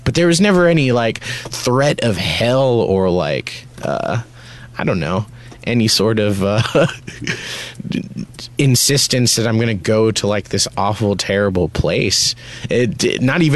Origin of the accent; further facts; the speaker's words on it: United States; I grew up in America in a very hard time to be like a brown person